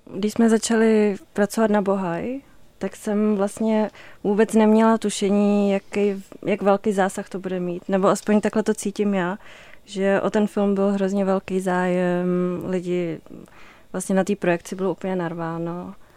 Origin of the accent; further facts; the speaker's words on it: Aš, Karlovy Vary Region, Czechia; já jsem vyrostla v Aši